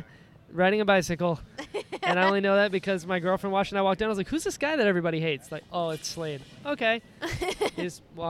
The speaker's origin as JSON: {"language": "English", "region": "North Carolina", "country": "United States", "moved": "yes", "lives_now": "Florida, United States", "said": "I think it was my great-grandmother or something was born in Ireland. The rest of us are, like, country people from North Carolina. Mm-hmm. So I'm from. So I don't enunciate, usually."}